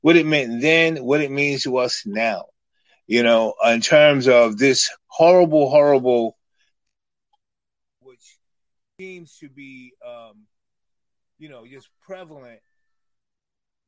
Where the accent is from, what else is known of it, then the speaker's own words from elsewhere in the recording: New York City, New York, United States; moved away as an adult; also born or lived in Iowa City, Iowa; growing up in Harlem and traveling around